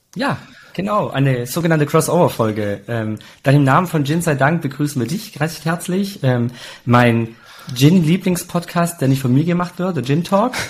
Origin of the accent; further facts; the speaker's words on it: Italy; als Italiener, klar, trinkst du Rotwein und Weißwein, weil ähm, Opa hat ja selber Wein gemacht